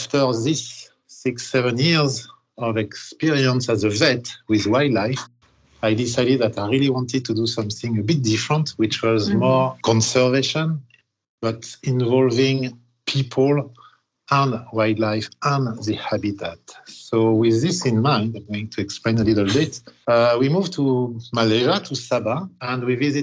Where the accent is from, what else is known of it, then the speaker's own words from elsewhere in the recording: Paris, Île-de-France, France; moved away; I am originally from Paris, actually the suburb.